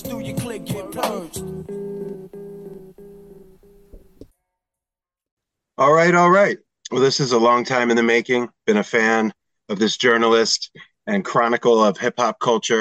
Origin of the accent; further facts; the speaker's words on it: Cherry Hill, New Jersey, United States; I'm from Jerseydelphia, so like Cherry Hill area